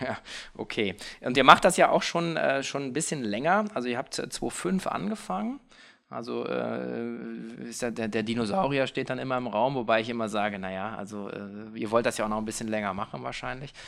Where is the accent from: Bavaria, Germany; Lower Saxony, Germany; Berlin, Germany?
Lower Saxony, Germany; Hanover; Ich bin heute hier in meiner Heimatstadt in Hannover